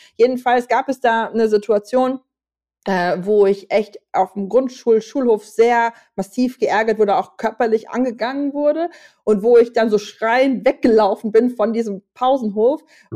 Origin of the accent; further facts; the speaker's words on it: Germany; als Deutsche